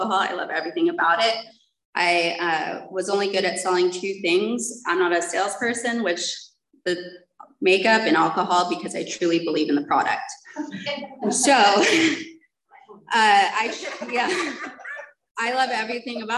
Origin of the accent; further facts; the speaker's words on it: San Diego, California, United States; moved away; also born or lived in Mission Viejo; my grandmother had adopted us and we moved to Mission Viejo, and I'm from San Diego